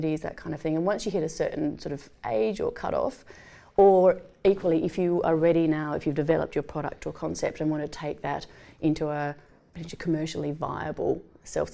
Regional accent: Tasmania, Australia; also born or lived in Canberra; now in Adelaide, Australia; I grew up in Tasmania and worked mainly in Canberra

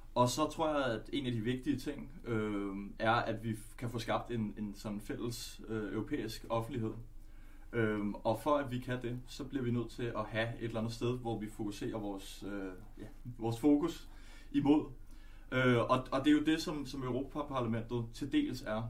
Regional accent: Denmark; also born or lived in Netherlands; jeg er, er født i Holland og opvokset her.

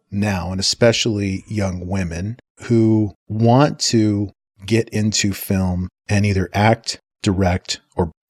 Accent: Santa Fe, New Mexico, United States; also born or lived in England; And then growing up in Santa Fe, I mean, you can't get any more artsy than Santa

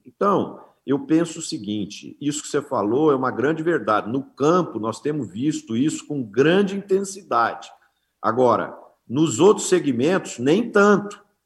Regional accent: Brazil; nós como brasileiros

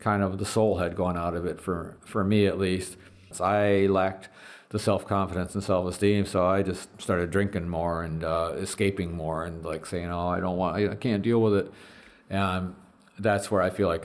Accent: Detroit, Michigan, United States; moved away; we're just schmucks from Detroit.

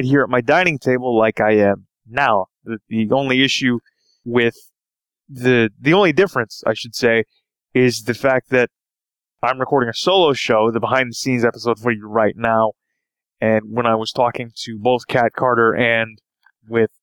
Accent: Toronto, Ontario, Canada; I am from Toronto, Canada

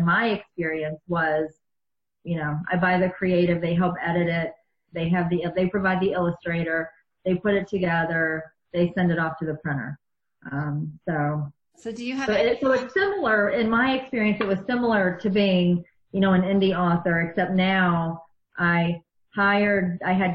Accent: East Coast, United States; also born or lived in outside Chicago; now in Chicago area, United States; I grew up on the East Coast

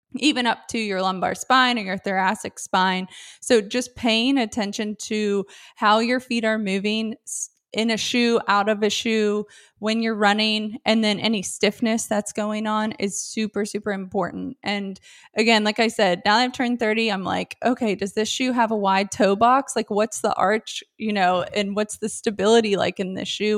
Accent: Richmond, Virginia, United States; also born or lived in Winchester, Virginia / Washington, D.C.; I grew up in Richmond

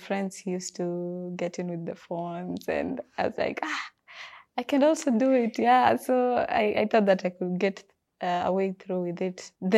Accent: Kisumu, Kisumu County, Kenya; also born or lived in Mombasa; I'm from Kisumu.

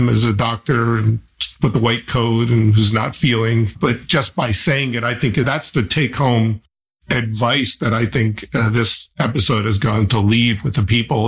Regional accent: New Jersey, United States; now in Central Florida, United States; I'm from New Jersey.

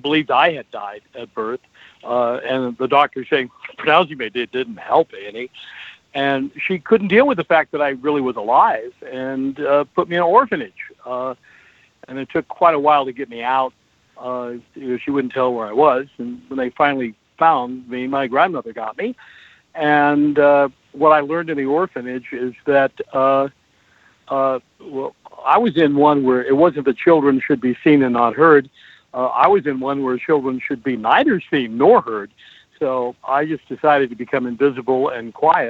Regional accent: Portland, Oregon, United States; I was born and raised in Portland, Oregon.

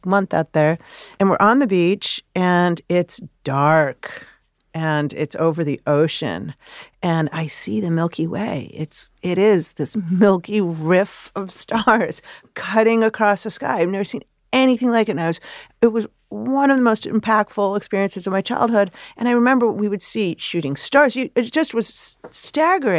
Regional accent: Chicago, Illinois, United States; I'm a city kid. I grew up in Chicago

